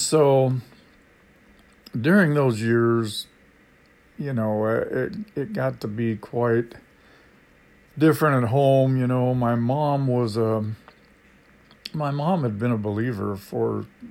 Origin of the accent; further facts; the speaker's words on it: Vancouver, Washington, United States; also born or lived in California; we moved up north to Washington State, and we eventually settled in Vancouver, Washington